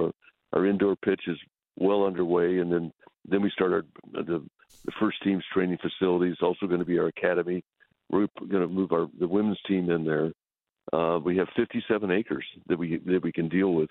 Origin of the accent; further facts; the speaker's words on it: West Texas, United States; I grew up primarily in West Texas, so we're pretty common people